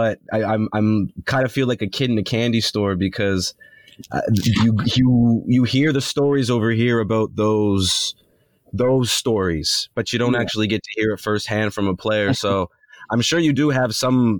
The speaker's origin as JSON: {"language": "English", "country": "Canada", "tie": "born or raised there", "said": "as a young Canadian kid"}